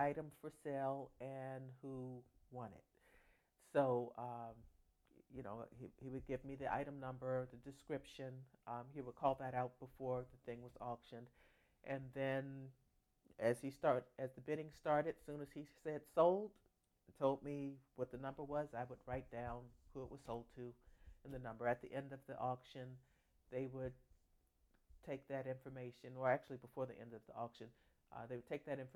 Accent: Washington, District of Columbia, United States; now in Fort Washington, United States; I'm from Washington, D.C., currently in Fort Washington, Maryland.

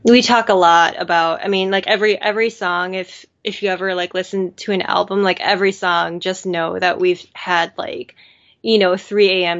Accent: Madison, Wisconsin, United States; we're both from Madison, Wisconsin

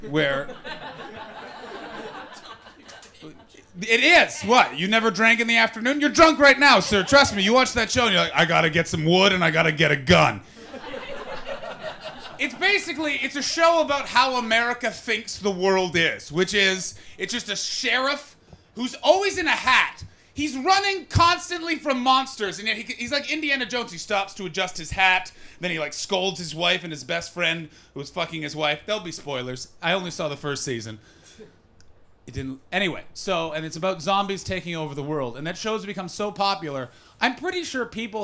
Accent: Ottawa, Ontario, Canada; now in London, United Kingdom; I'm from Ottawa.

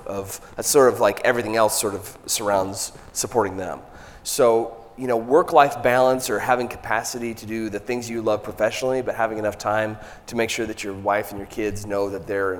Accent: Michigan, United States; now in Southern United States; I'm kind of from Michigan, but transplanted to the South

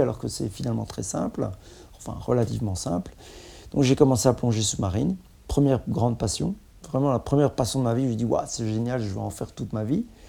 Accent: Mouscron, Wallonia, Belgium; je viens de Moucron

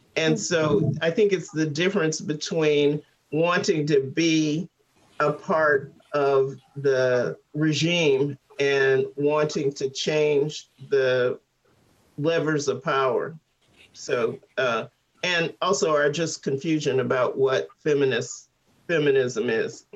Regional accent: St. Louis, Missouri, United States; I grew up in St. Louis

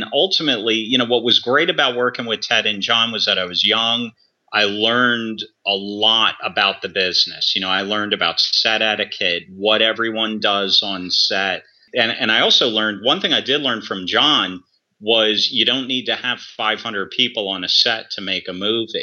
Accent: United States; I'm American

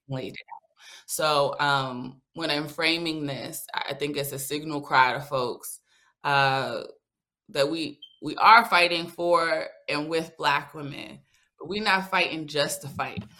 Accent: New York City, New York, United States; now in Atlanta, United States; Born and raised in the Bronx, currently resides in Atlanta, Georgia

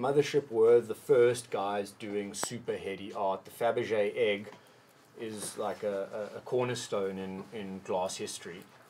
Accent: South Africa; As a South African, you can't really...

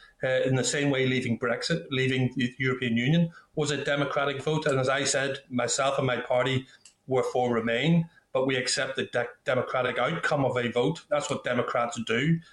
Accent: Northern Ireland, United Kingdom; I'm an Irishman. I'm a very proud Irishman. I've always identified as being an Irishman, belonging to the United Kingdom, and I'm a United Kingdom unionist.

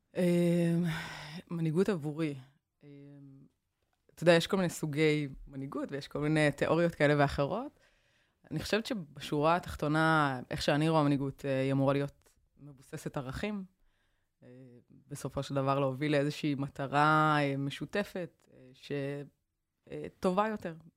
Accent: Kiryat Tivon, Haifa District, Israel; also born or lived in United States; נסעתי מטבעון לחולון

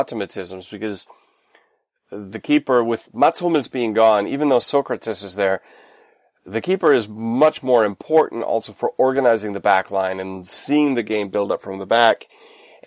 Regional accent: North Rhine-Westphalia, Germany; I'm from Westfalen.

